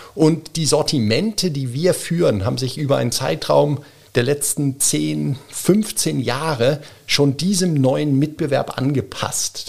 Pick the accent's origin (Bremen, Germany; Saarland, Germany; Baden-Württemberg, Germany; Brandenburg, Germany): Bremen, Germany; also born or lived in Zurich, Switzerland / Geneva, Switzerland; now in Wiener Neustadt, Austria; ein geborener, gebürtiger Bremer, Bremen-Fegesack